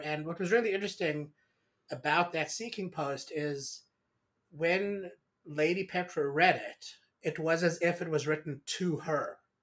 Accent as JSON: {"language": "English", "country": "South Africa", "tie": "born or raised there", "said": "I grew up in South Africa"}